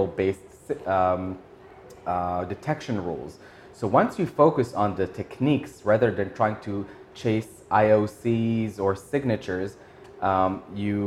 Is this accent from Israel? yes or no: yes; Israel; moved away as an adult; now in Tokyo, Japan; growing up in Israel and serving, in the military there